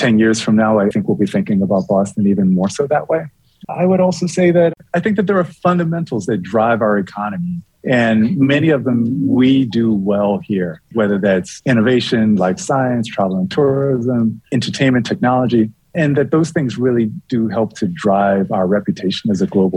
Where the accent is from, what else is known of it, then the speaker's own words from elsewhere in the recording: Bermuda; moved away; When I was a kid, and I grew up in Bermuda.